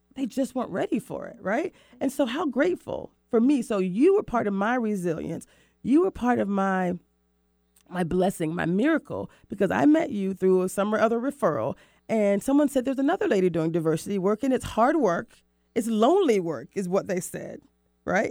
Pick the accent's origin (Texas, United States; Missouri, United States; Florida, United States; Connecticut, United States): Florida, United States; now in Seattle, United States; Cocoa Beach, Florida my hometown, I'm in, I'm from Florida